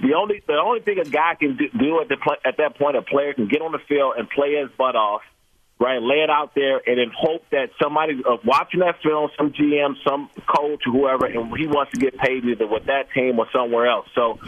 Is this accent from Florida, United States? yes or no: no; Washington, D.C., District of Columbia, United States; By the way, Caleb Williams is from my hometown in Washington, D.C., so I know them.